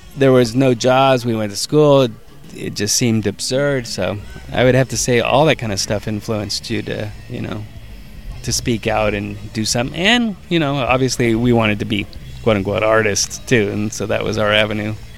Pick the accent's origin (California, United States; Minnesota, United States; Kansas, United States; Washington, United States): California, United States; Hayward; where we grew up in Hayward is a suburb of San Francisco